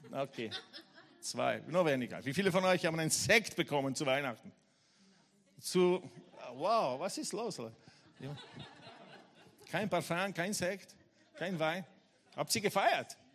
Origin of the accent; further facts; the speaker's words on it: Leoben, Styria, Austria; now in Graz, Austria; Ich gesagt, nein, ich wohne in Graz jetzt. Ich, ich komme aus Leum. Ich war in Leum viele Jahre und ich wohne in Graz.